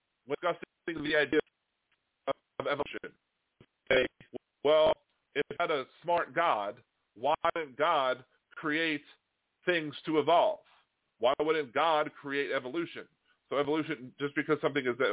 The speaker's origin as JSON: {"language": "English", "region": "Delaware", "country": "United States", "tie": "born or raised there", "said": "I was born in Delaware. My grandparents lived in Delaware"}